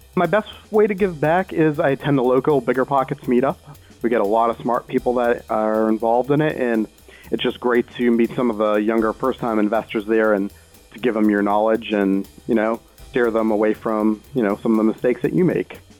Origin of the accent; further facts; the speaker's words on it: Boston, Massachusetts, United States; moved away; I'm originally from Boston